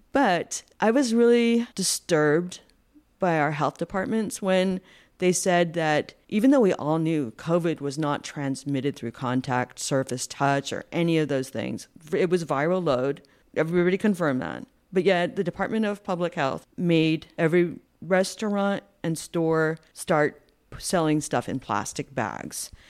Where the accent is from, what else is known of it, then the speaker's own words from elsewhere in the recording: Rhode Island, United States; now in California, United States; I'm from Rhode Island, and I went to the University of Rhode Island